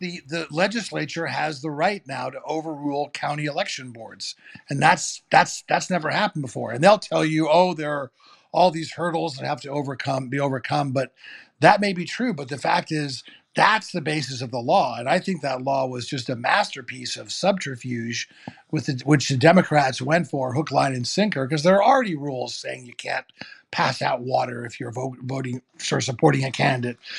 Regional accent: New York City, New York, United States; I grew up in New York City

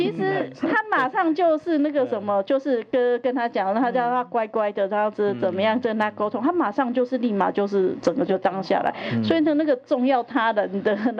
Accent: Taiwan; 其实我们台湾人都是非常友善的。

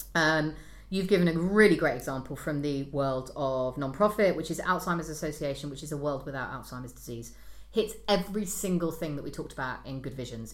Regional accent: United Kingdom; I'm British

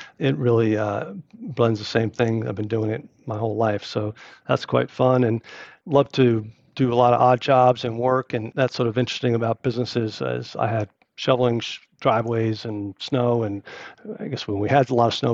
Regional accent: East Brunswick, New Jersey, United States; I grew up in New Jersey. My dad worked at Johnson & Johnson after the Navy, and he was in New Brunswick, and we lived in a town called East Brunswick

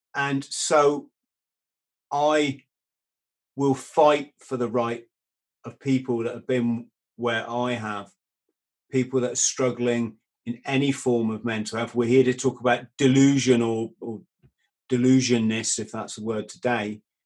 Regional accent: England, United Kingdom; It's this is England. We're British

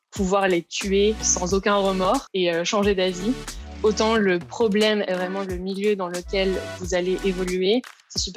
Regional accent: Aix-en-Provence, Provence-Alpes-Côte d'Azur, France; now in London, United Kingdom; Ouais, bah, du coup, je viens d'Aix-en-Provence, dans le sud de la France. Et euh, donc, comme on disait, j'habite maintenant à Londres depuis 5 ans.

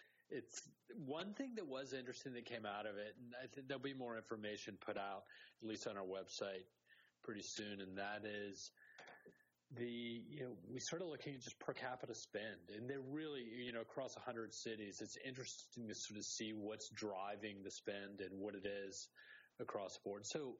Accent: Charleston, South Carolina, United States; moved away; I'm from Charleston, South Carolina originally

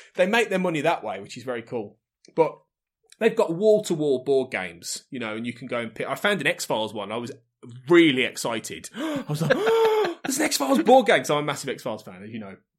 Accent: the Midlands, England, United Kingdom; I'm from the Midlands

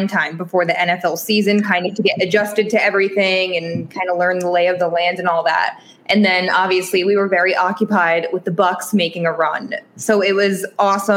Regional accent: New England, United States; moved away as an adult; also born or lived in Binghamton, New York; now in Green Bay, United States; I grew up in New England my whole life, so I'm used to the winter

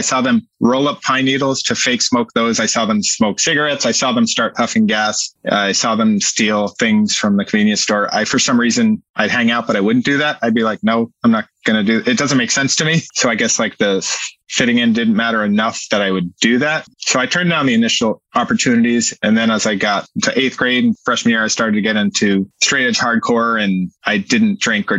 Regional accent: Massachusetts, United States; I grew up in Western Massachusetts. I moved around a lot, but I lived in the Berkshires and the Springfield area.

